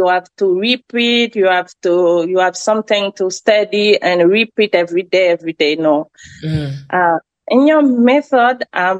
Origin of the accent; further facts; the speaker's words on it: France; English is a second language; moved away as an adult; now in United States; So my dream is speaking English very well, like a native, with my accent. I assume that. I'm Frenchy, I know.